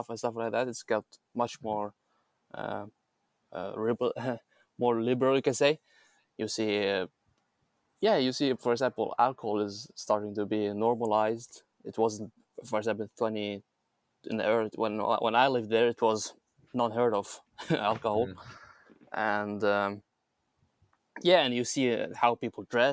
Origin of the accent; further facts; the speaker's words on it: Baghdad, Baghdad Governorate, Iraq; moved away as an adult; I was born and raised in Iraq, and I lived in Iraq all my life, actually. Besides traveling between Iraq and Syria, I have only lived in Baghdad